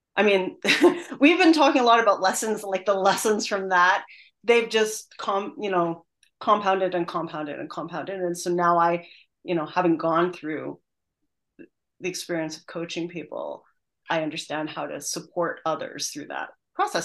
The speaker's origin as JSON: {"language": "English", "country": "Canada", "moved": "yes", "said": "I'm originally Canadian"}